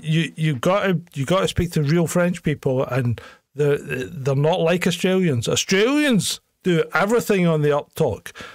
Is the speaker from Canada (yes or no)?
no; Scotland, United Kingdom; also born or lived in Hong Kong; they put me back into the Scottish school system where I would have been if I hadn't been away